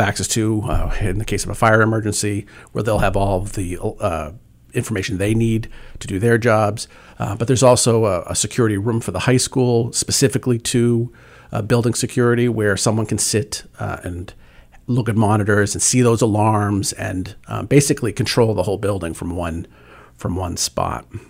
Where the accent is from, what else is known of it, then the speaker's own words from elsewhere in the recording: Worcester, Massachusetts, United States; also born or lived in Medfield, Massachusetts / Attleboro, Massachusetts; I, uh, was, uh, born and raised in Worcester, Massachusetts. Uh, my family moved to Medfield, uh, for secondary school